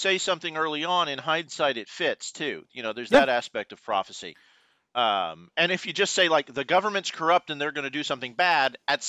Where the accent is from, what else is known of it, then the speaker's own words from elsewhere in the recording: Houston, Texas, United States; also born or lived in Luling, Texas; I was born and raised in Houston, Texas, H-Town